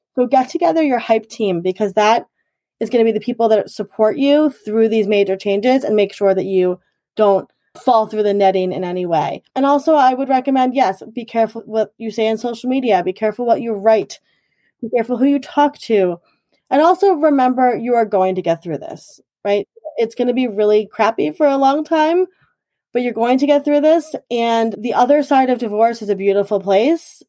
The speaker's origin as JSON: {"language": "English", "town": "Huntington", "region": "New York", "country": "United States", "tie": "born or raised there", "also_born_or_lived": "Garden City, New York", "said": "I was born in Garden City, actually, and then I have lived in Huntington for most of my, all of my life."}